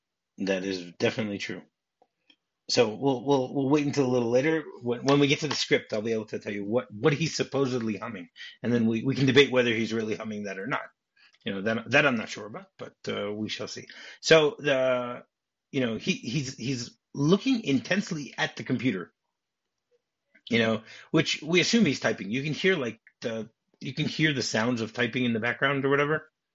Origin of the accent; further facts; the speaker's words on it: East Coast, United States; also born or lived in Midwest; I grew up also in on the East Coast and Midwest, so I don't know anything about LA or anything like that.